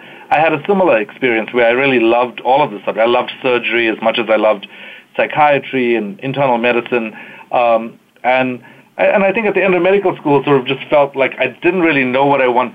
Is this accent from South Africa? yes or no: yes; Durban, KwaZulu-Natal, South Africa; moved away as an adult; also born or lived in Cape Town, South Africa; now in United States; I was born in South Africa, fourth generation South African, during apartheid